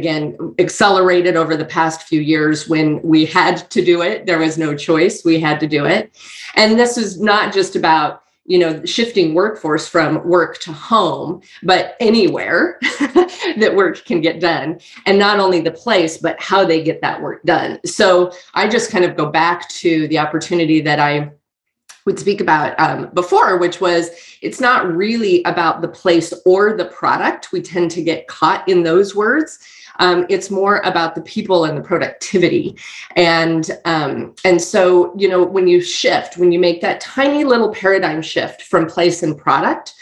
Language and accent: English; Boise, Idaho, United States; I'm born and raised and based out of Boise, Idaho.